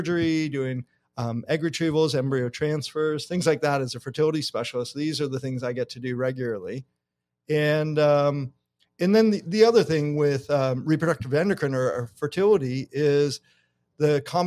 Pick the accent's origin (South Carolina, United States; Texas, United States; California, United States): California, United States; Los Angeles; I'm originally from Los Angeles, from the greater LA area, but I was a kid growing up.